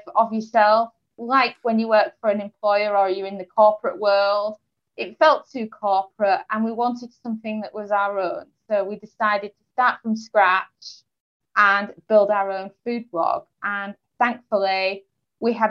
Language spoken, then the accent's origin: English; Yorkshire and the Humber, United Kingdom; moved away as an adult; also born or lived in Portugal; now in England; I'm originally from East Yorkshire in England.